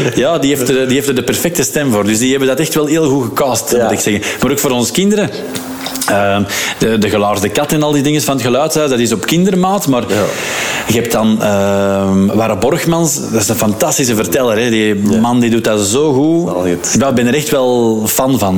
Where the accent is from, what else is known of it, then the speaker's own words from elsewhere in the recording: Lier, Flanders, Belgium; we zijn opgegroeid in de Schilderswijk. Mm. In, uh, in Lier, in de David Nierslaan.